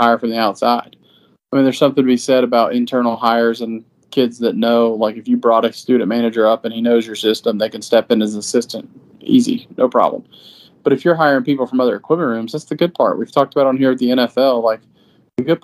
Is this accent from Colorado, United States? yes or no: no; Georgia, United States; growing up in Georgia